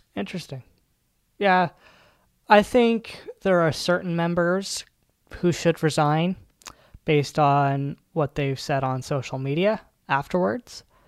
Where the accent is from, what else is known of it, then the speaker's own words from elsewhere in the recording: Canada; I'm from Canada